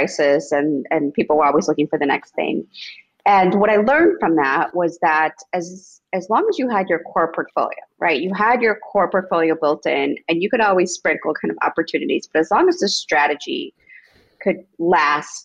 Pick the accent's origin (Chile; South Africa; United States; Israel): United States; Itasca, Illinois; born or raised there; English is a second language; also born or lived in Mexico / Rogers Park, Chicago; now in Chicago, United States